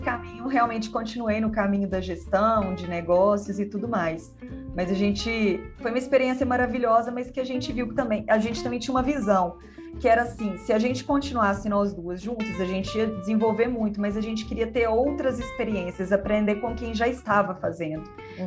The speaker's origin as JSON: {"language": "Portuguese", "town": "Belo Horizonte", "region": "Minas Gerais", "country": "Brazil", "said": "Eu sou de Belo Horizonte"}